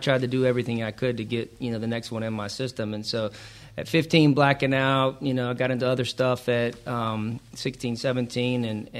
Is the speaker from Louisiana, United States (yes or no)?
no; Georgia, United States; I am from Georgia.